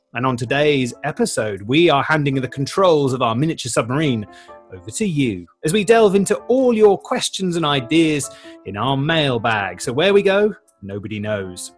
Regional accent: United Kingdom; I'm British

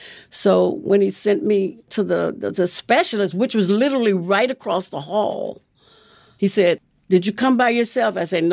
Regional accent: Los Angeles, California, United States; moved away as an adult; now in Rockland County, New York, United States; I was born and raised in Los Angeles.

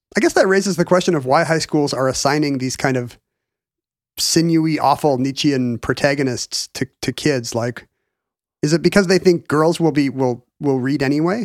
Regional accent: United States

